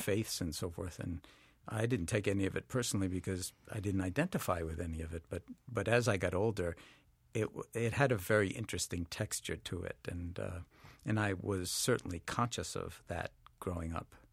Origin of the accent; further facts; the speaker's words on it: New York City, New York, United States; I grew up in New York City in Washington Heights